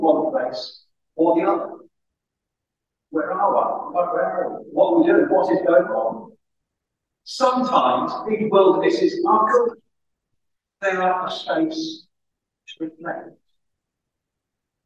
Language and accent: English; Reading, South East England, United Kingdom; moved away as an adult; also born or lived in Guernsey; now in Wales; I grew up in Reading